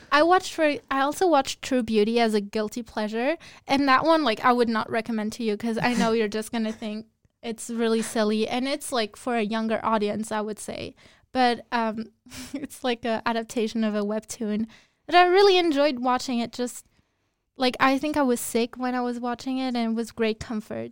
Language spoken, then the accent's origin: English; Luxembourg; I grew up in Luxembourg